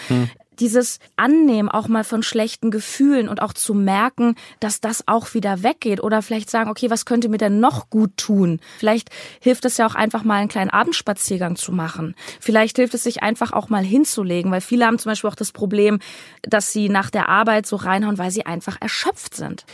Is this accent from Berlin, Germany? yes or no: yes; Berlin, Germany; meine Heimat Berlin